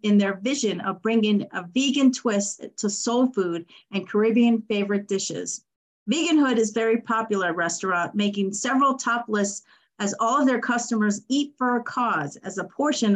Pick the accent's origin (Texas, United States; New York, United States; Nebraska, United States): New York, United States; moved away; I'm a New Yorker at heart. That's where I was born and raised.